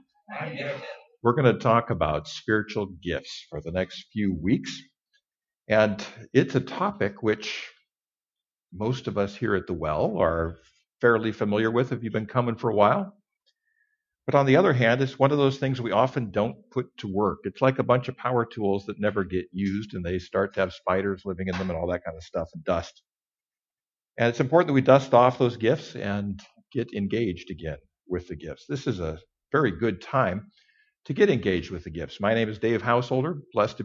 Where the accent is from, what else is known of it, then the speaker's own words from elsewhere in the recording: Kellogg, Idaho, United States; Kellogg, Idaho, Northern Idaho. I was raised in Northern Idaho.